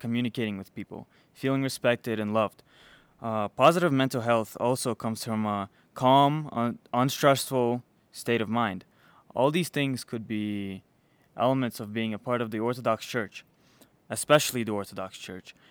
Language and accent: English; Chicago, Illinois, United States; also born or lived in Belarus; I was born in Belarus. Um, I came here. I grew up here though in in Chicago